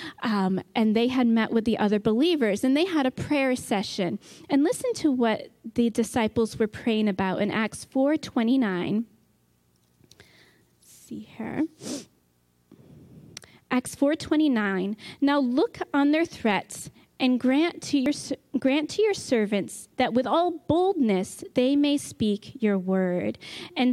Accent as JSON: {"language": "English", "region": "New York", "country": "United States", "tie": "born or raised there", "moved": "yes", "lives_now": "Michigan, United States", "said": "where I grew up in New York State, I pretty much only saw gray squirrels"}